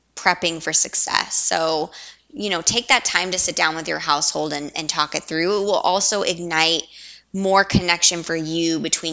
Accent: Southwest, United States; we're from the Southwest

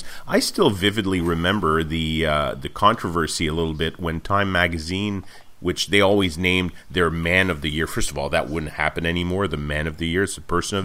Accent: Montreal, Quebec, Canada; I was born and raised in Montreal

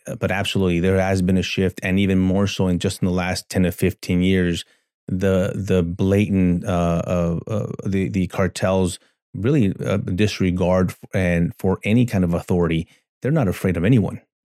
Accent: El Paso, Texas, United States; I grew up born and raised in El Paso, Texas

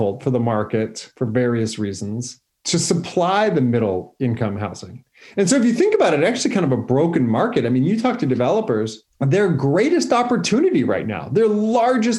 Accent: San Francisco, California, United States; also born or lived in Napa Valley; I grew up in Noe Valley, so right next to the Mission

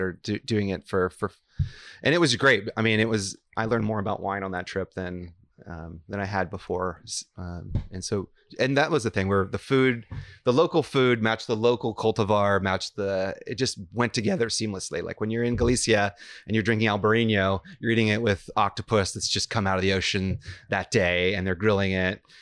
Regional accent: Houston, Texas, United States; moved away as an adult; also born or lived in New York / Santa Fe, New Mexico; now in Napa Valley, United States; I was born in New York, but I really grew up in Houston, Texas

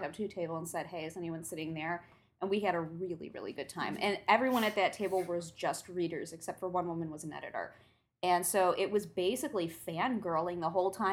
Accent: Midwest, United States; I'm from the Midwest

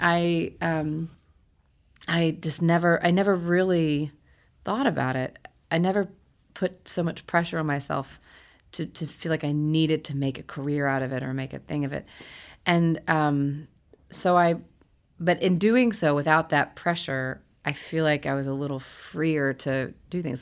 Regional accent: Huntsville, Alabama, United States; I grew up in Huntsville, Alabama

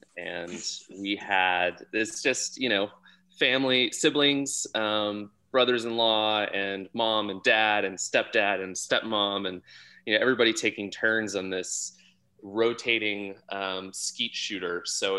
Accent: Texas, United States; moved away as an adult; now in Sonoma, United States; I grew up in Texas, actually. Both my parents moved there after college to Texas, and so I'm a first generation Texan who moved away after when I went to college.

